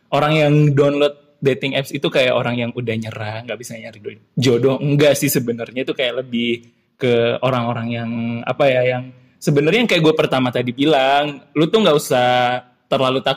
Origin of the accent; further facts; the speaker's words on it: Sulawesi, Indonesia; dia masih ingat kalau gue tuh berasal dari Sulawesi gitu